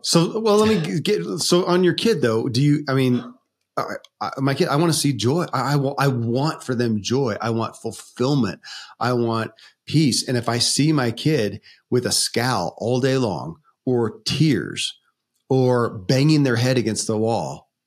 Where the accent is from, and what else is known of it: Kentucky, United States; born or raised there